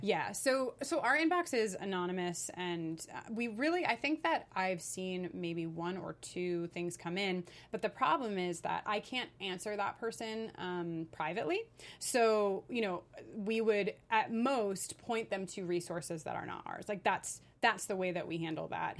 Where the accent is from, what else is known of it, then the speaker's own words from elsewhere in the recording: New York, United States; moved away as an adult; now in Los Angeles, United States; I am a New Yorker, though I've been in Los Angeles for the last year and a half.